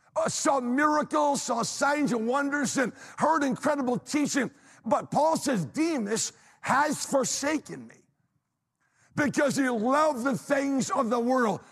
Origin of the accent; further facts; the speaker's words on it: New England, United States; now in Pennsylvania, United States; I'm from New England